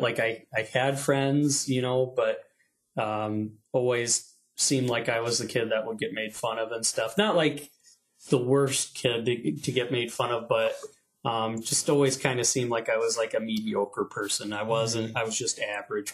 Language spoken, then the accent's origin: English; South Bend, Indiana, United States; I was born in South Bend, Indiana.